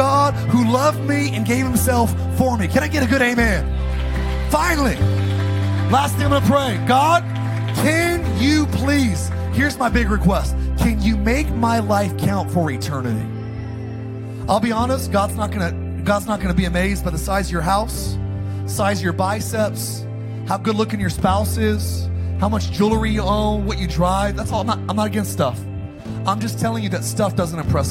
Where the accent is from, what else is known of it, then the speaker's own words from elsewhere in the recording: Palmdale, California, United States; also born or lived in Idaho; I'm from Palmdale, Lancaster. I grew up in a dark environment